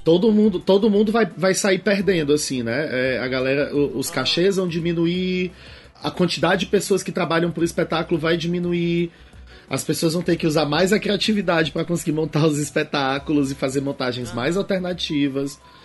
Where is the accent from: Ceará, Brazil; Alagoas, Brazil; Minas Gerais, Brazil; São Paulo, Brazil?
Ceará, Brazil; Fortaleza; também eu venho de Fortaleza. Em Fortaleza, Ceará